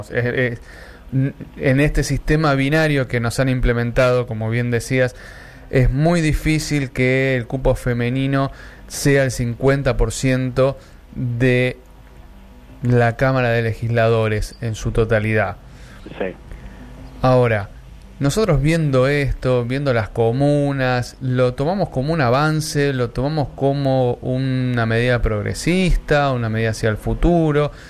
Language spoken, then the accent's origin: Spanish; Argentina; Sí, somos Argentina.